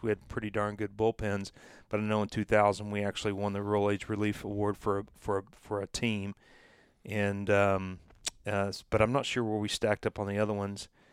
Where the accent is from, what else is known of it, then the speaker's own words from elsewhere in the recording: Knoxville, Tennessee, United States; I was from Knoxville